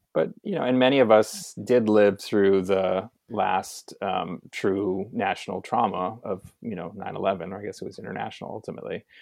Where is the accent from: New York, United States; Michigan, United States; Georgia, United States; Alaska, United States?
New York, United States; as a New Yorker